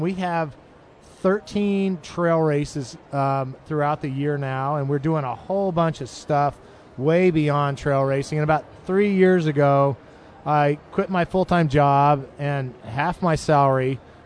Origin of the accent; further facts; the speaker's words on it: Boulder, Colorado, United States; also born or lived in Huntsville, Alabama; now in Chattanooga, United States; We lived in Huntsville before that, and we grew up in Boulder, Colorado.